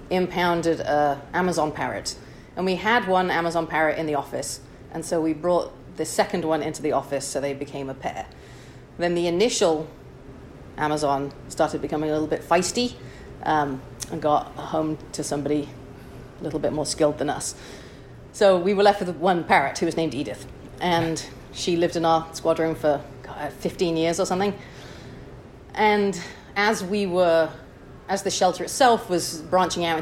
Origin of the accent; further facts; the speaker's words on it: Chester, North West England, United Kingdom; moved away as an adult; also born or lived in Wichita, Kansas; now in San Francisco, United States; I'm originally from Chester, England.